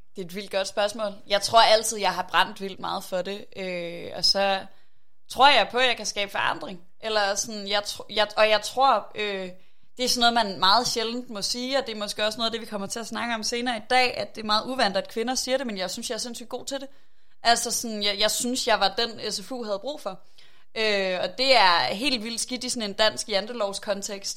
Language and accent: Danish; Aarhus, Central Denmark Region, Denmark; er jeg fra Aarhus, øh, og rigtig glad for Aarhus